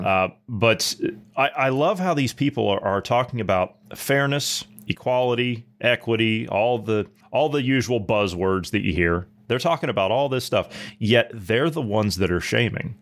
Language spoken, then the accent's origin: English; United States; as an American taxpayer, as an American citizen